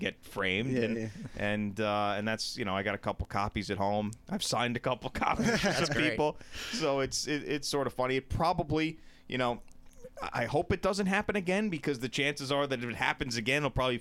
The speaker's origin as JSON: {"language": "English", "town": "Brookhaven", "region": "New York", "country": "United States", "tie": "born or raised there", "also_born_or_lived": "Pittsburgh", "said": "I grew up in Brookhaven Hamlet, went to Bellport High School. I live in Bellport now."}